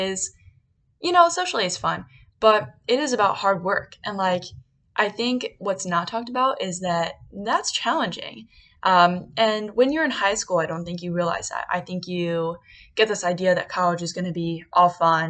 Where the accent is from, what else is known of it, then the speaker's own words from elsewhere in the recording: Bucks County, Pennsylvania, United States; now in Philadelphia, United States; I'm actually from Bucks County, Pennsylvania. My original college plan was not to go close to home